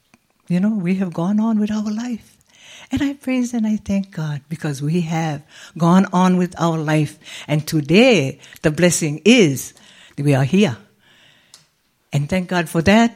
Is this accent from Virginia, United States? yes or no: no; Hawaii, United States; now in Las Vegas, United States; We are from Hawaii